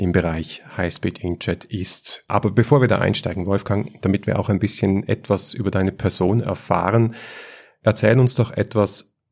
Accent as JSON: {"language": "German", "country": "Switzerland", "said": "Ja, selbst ich als Schweizer respektiere das."}